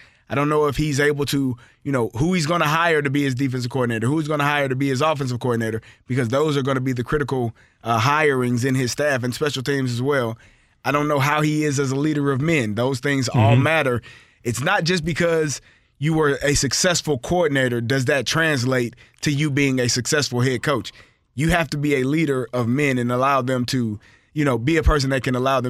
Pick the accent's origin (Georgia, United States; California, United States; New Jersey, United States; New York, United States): New Jersey, United States; Newark; accent: Newark, New Jersey; All right, shout out to New Jersey. Newark, New Jersey, my accent.